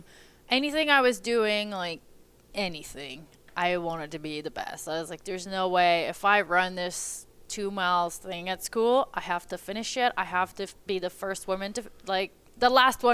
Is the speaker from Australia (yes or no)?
no; Windsor, Quebec, Canada; moved away; also born or lived in California; I'm originally from a really small town called Windsor in Quebec, so in the east part of the country.